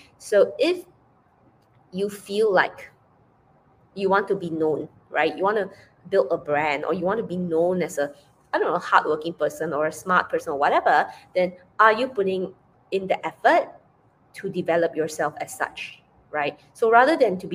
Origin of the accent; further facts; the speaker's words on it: Penang, Malaysia; moved away as an adult; I returned back to Penang, Malaysia, to spend time with her.